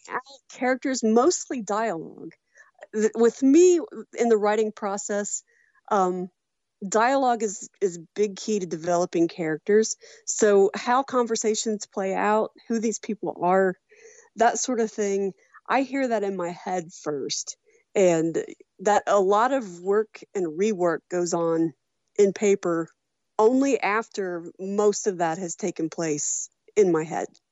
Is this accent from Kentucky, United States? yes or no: yes; Walton, Kentucky, United States; moved away as an adult; now in Louisville, United States; I grew up in Walton